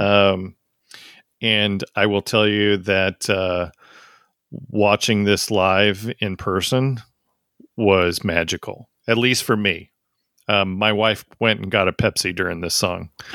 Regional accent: United States; I'm an American

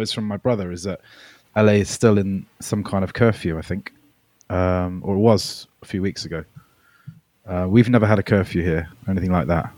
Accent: United Kingdom; also born or lived in Melbourne, Australia; I moved to the U K when I was nine

